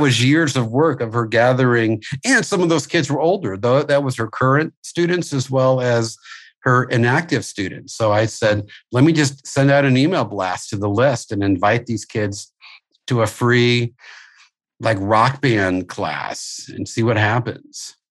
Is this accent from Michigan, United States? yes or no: no; St. Louis, Missouri, United States; moved away; I'm originally from St. Louis, where I had my school